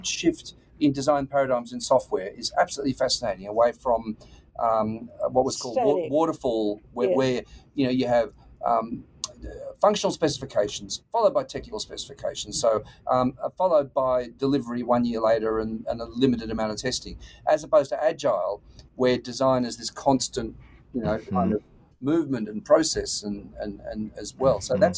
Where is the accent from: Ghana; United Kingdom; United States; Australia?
Australia; moved away; no, when we came from Australia, and when we first came here, I thought it was the funniest thing I'd never heard of it.